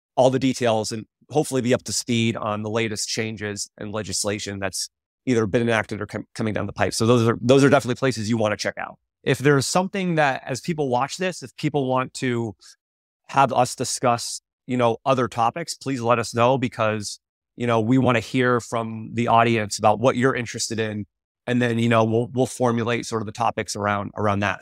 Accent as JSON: {"language": "English", "region": "Vermont", "country": "United States", "tie": "born or raised there", "also_born_or_lived": "Connecticut", "moved": "as an adult", "said": "I was a kid from Vermont that came down to run, to run for UConn"}